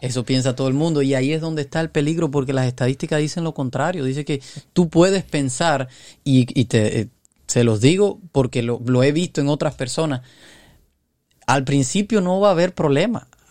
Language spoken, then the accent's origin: Spanish; Cuba; yo soy de Cuba